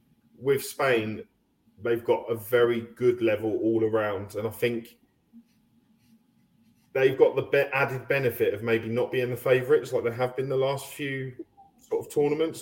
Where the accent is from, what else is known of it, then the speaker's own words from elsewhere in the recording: United Kingdom; I'm a British person.